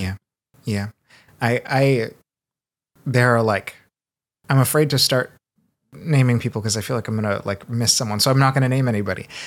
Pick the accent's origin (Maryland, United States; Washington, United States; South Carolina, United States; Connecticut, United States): Washington, United States; Seattle; also born or lived in Brazil; I was born in Brazil. I grew up in Seattle a lot